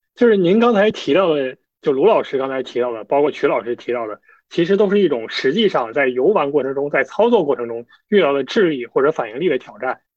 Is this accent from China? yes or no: yes; China; 我，我作为一个中国人